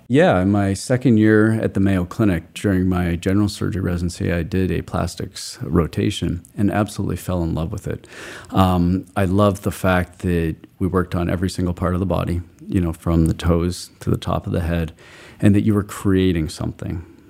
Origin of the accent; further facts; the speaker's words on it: Calgary, Alberta, Canada; moved away as an adult; also born or lived in Montreal, Canada; now in Cousins Island, Maine, United States; I grew up in Calgary, Alberta, Canada.